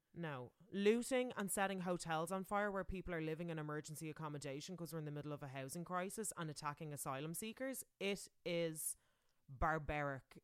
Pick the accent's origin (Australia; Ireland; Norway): Ireland; moved away